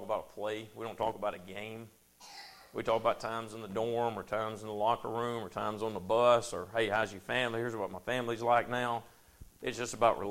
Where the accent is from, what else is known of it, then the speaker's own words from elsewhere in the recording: United States; I grew up in Powell, in Bethel, in Anderson, in Rogersville